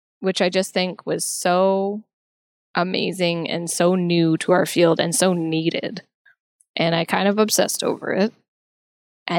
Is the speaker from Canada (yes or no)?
yes; Canada; I'm from Canada